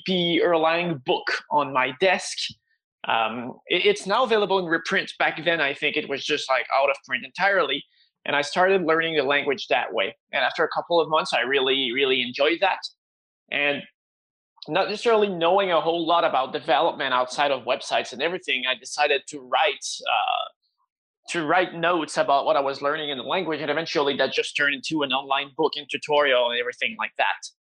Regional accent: Quebec, Canada; I'm from Quebec, Canada, and I've been based here my entire life

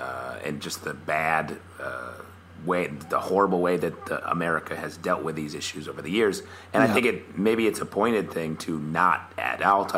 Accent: Syracuse, New York, United States; I'm from Syracuse.

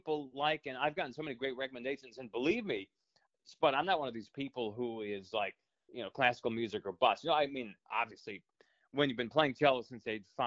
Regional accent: New Hampshire, United States; moved away; I'm originally from New Hampshire

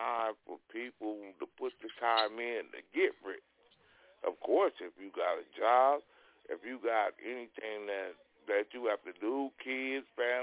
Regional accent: California, United States; now in Los Angeles, United States; I'm from Cali

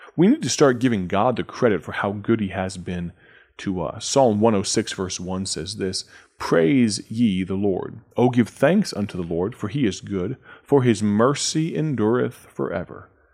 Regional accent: United States; our nation, our country, our economy, our political system

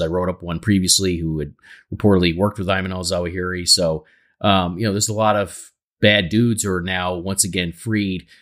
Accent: United States; as an American

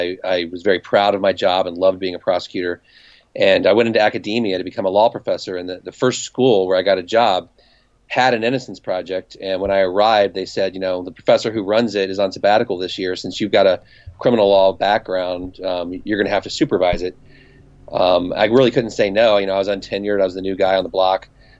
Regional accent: Cincinnati, Ohio, United States; moved away as an adult; also born or lived in New York City; I'm from Cincinnati

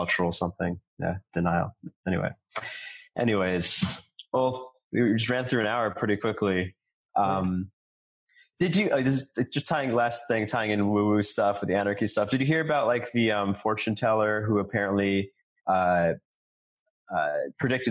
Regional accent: New York City, New York, United States; I grew up in New York City

